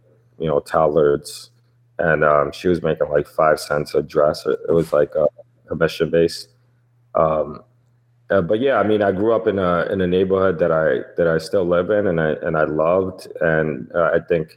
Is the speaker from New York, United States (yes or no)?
yes; New York City, New York, United States; I grew up in the Lower East Side. It's like the Lower East Side part of Manhattan.